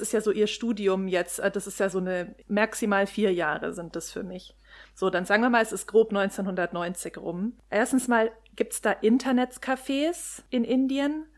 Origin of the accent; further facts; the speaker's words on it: Germany; wir sind so als Deutsche